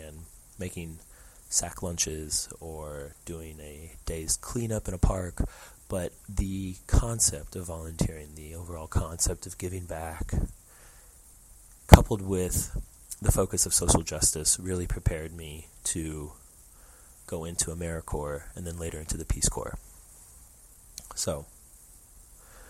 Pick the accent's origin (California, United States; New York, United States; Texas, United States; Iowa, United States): Texas, United States; Houston; moved away as an adult; now in Illinois, United States; I grew up in Houston, Texas